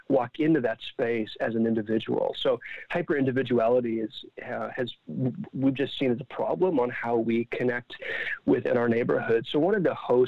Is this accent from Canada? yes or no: yes; Ottawa, Ontario, Canada; I'm from Ottawa, and we do this in Ottawa in my neighborhood every month